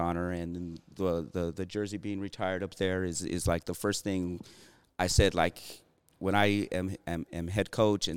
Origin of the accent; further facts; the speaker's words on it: Florence, Arizona, United States; Eddie Martinez is a guy that I grew up with here in Florence